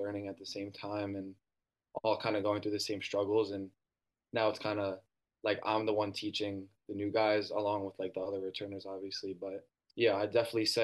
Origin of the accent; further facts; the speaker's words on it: Westchester, New York, United States; I'm from Westchester, New York